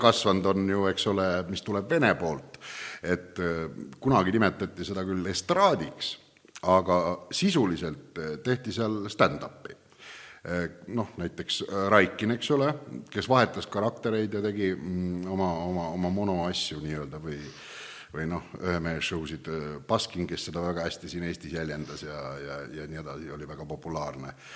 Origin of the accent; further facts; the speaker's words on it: Viljandi County, Estonia; Viljandimaal, kust mina pärit olen